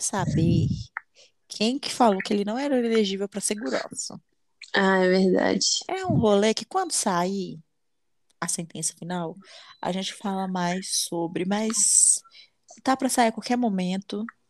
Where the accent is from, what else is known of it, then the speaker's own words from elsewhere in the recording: Brazil; eu sou brasileira